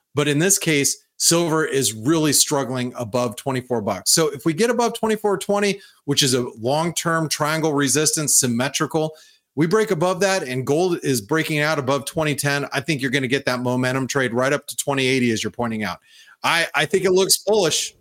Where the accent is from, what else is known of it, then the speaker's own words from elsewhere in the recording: United States; being an American, being a boots on the ground American that I am